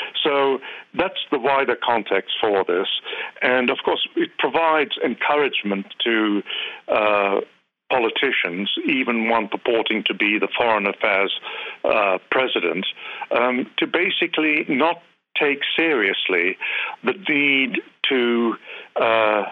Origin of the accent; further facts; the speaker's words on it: United Kingdom; moved away as an adult; now in United States; I'm a Brit. Although I've been here for 35 years, I've not become an American citizen.